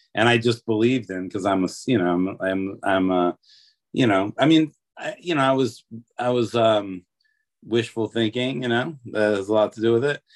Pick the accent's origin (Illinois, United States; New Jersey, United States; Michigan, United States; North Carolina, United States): Michigan, United States; Detroit; also born or lived in California / Los Angeles; now in Nashville, United States; I'm from Detroit, but my dad lived in Los Angeles